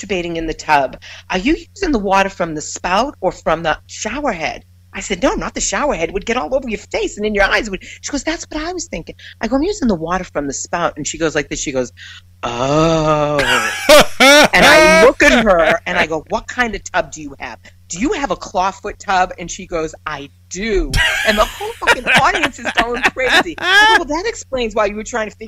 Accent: New York, United States; I'm from New York

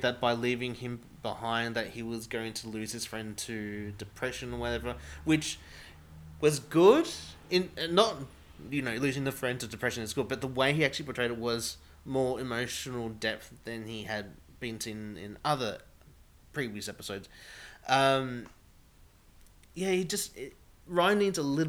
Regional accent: Australia

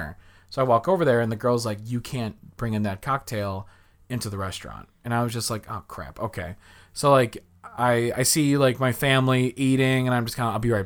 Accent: Chicago, Illinois, United States; I was from Chicago

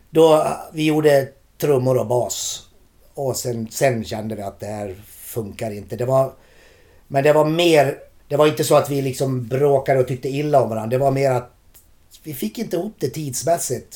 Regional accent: Borlänge, Dalarna County, Sweden; moved away as an adult; also born or lived in Gothenburg; Vi har inte bott där på 30 år vilket gör att de faktiskt gillar oss i hemstaden

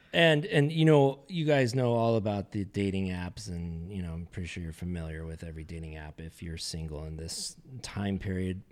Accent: Carlsbad, California, United States; being born and raised in Southern California and actually in a town called Carlsbad, which is north county of San Diego

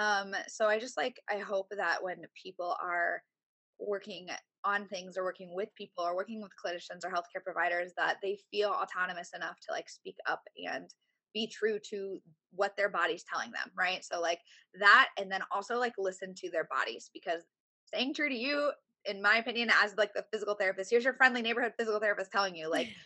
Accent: Indiana, United States; now in Tampa, United States; I've only been here 7, cause I'm from the Midwest. I'm from Indiana.

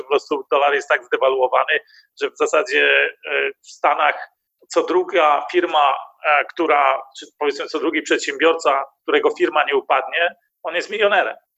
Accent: Germany; Ja jestem Niemcem. Mieszkam w Niemczech

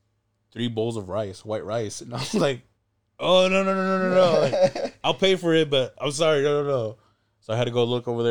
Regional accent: Go Vap, Ho Chi Minh City, Vietnam; We referenced Govap as the Vap. You know, that's, we grew up in the Vap, and Vap is like ghetto and like, It's a rough area.

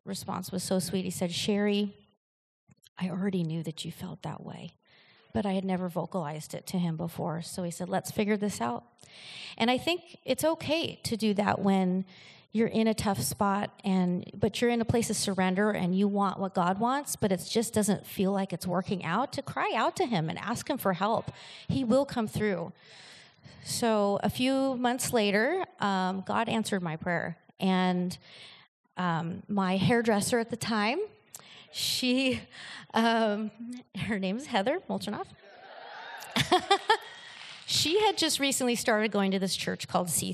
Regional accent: Oregon, United States; moved away as an adult; also born or lived in Seattle, Washington; now in El Cajon, United States; I am actually from Oregon. I'm not a native here

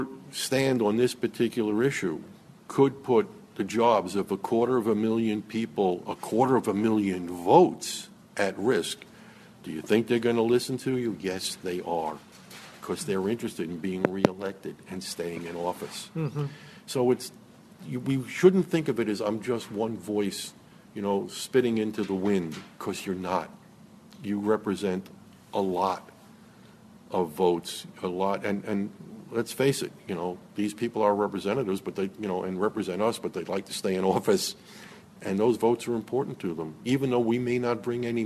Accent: United States; as Americans

